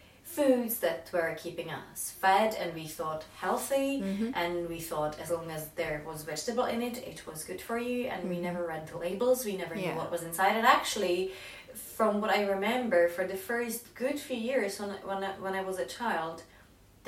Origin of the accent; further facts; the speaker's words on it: Czechia; moved away; whenever I grew up in Czech Republic